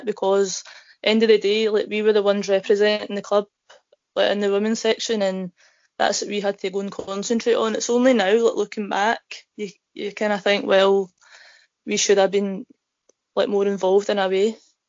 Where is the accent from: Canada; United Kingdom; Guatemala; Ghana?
United Kingdom; Saltcoats, Scotland; born or raised there